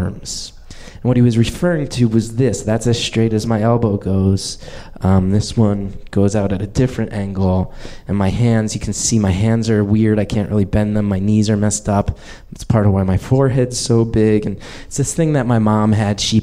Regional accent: New Jersey, United States; moved away as an adult; now in Brooklyn, United States; I live in Brooklyn now, but I grew up in New Jersey

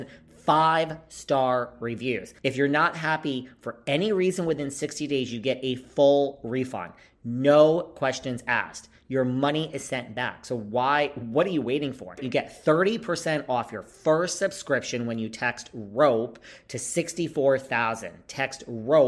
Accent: New York, United States; I'm from New York

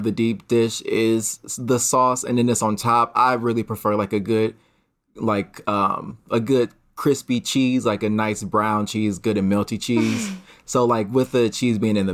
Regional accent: Cleveland, Ohio, United States; moved away as an adult; now in Chicago, United States; I'm from Cleveland

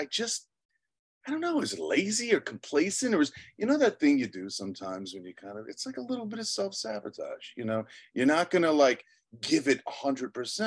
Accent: Long Island, New York, United States; I was born in Long Island. I was born to two teachers, middle class upbringing

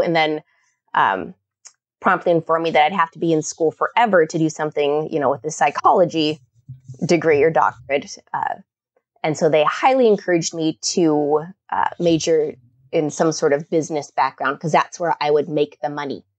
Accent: Kodiak, Alaska, United States; now in Oregon, United States; I grew up on Kodiak Island in Alaska and in the seventies

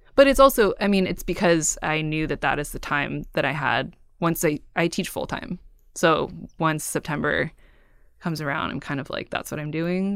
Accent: Cupertino, California, United States; also born or lived in San Francisco; now in Oakland, United States; I grew up in Cupertino and I, I now live in Oakland and I lived in San Francisco before

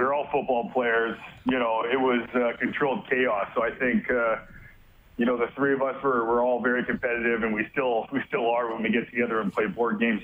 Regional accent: Edmonton, Alberta, Canada; I loved living and growing up in Edmonton

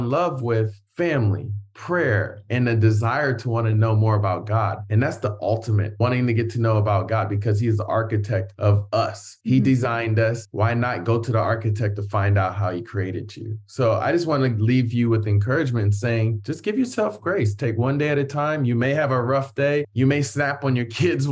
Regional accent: Columbus, Ohio, United States; moved away; also born or lived in Hawaii / Lima, Ohio; I grew up in Columbus, Ohio

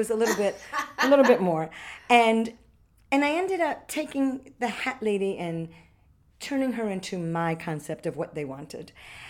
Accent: Orlando, Florida, United States; also born or lived in Switzerland; I was born here. Oh, great. And I lived here in Orlando before Disney, BD, before Disney. I was in Lyman High School.

